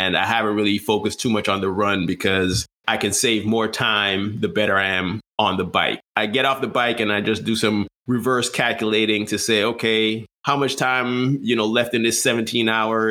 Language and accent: English; U.S. Virgin Islands; moved away; I grew up in St. Croix